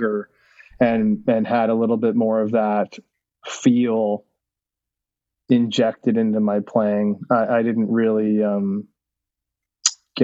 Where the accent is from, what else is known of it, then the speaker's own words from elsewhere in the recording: United States; as an American